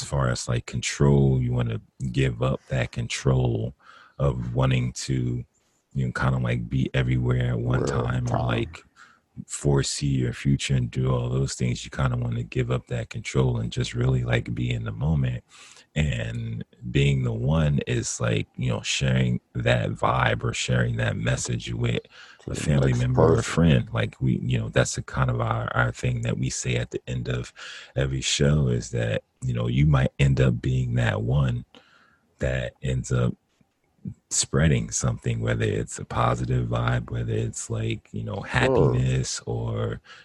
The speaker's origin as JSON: {"language": "English", "region": "Northern New Jersey", "country": "United States", "tie": "born or raised there", "moved": "yes", "lives_now": "California, United States", "said": "we were pretty much born and raised in Northern New Jersey"}